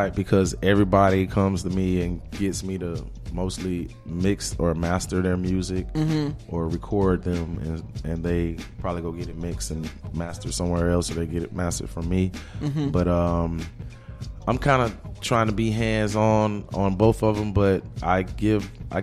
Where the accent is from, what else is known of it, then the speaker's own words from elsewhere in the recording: Jacksonville, Florida, United States; moved away as an adult; now in Atlanta, United States; I'm from Jacksonville, Florida. I've been in Atlanta since 2006